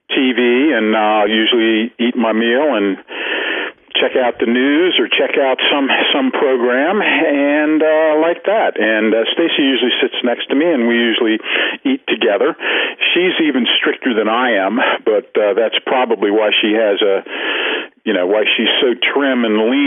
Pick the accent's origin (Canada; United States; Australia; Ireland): Ireland; Well, I am Irish, so I mean, you know, I've got to, I've got to have a drink every once in a while.